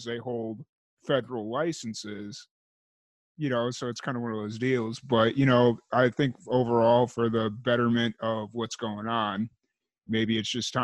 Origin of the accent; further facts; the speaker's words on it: Chicago, Illinois, United States; moved away as an adult; growing up in Chicago